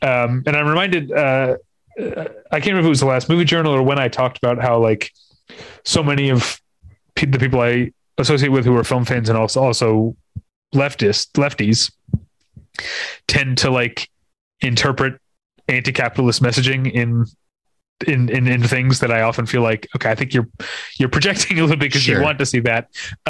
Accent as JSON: {"language": "English", "town": "St. Louis", "region": "Missouri", "country": "United States", "tie": "born or raised there", "said": "I grew up in St. Louis."}